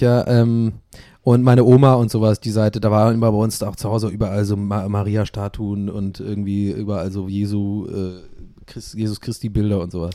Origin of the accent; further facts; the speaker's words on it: Ireland; moved away; Ich bin ja in Irland aufgewachsen